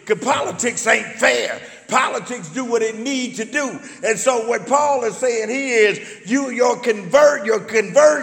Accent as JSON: {"language": "English", "country": "United States", "said": "I knew I was an American"}